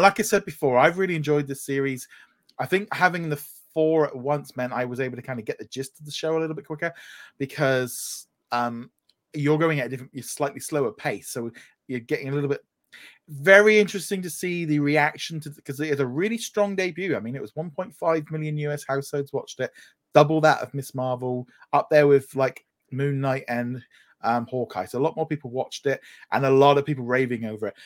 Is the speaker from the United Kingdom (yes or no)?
yes; United Kingdom; as a British